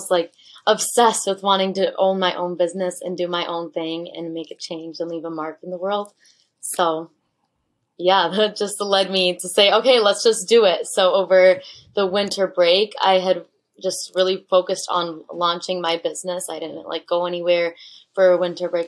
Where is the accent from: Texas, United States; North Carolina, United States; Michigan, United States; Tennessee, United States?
Michigan, United States; I'm originally from Michigan, and my dad's actually from Germany, and my mom's from Mexico.